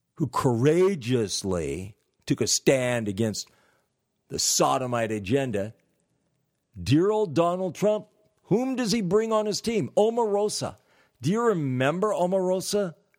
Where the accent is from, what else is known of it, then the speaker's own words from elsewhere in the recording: California, United States; I'm from California